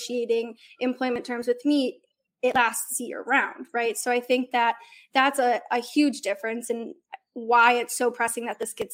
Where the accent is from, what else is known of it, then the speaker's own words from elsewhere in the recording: Detroit, Michigan, United States; moved away as an adult; now in Nashville, United States; I'm from Detroit